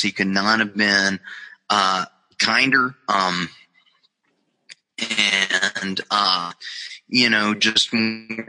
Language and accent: English; Charlotte, North Carolina, United States; I met a lot of people in wrestling, especially growing up in Charlotte.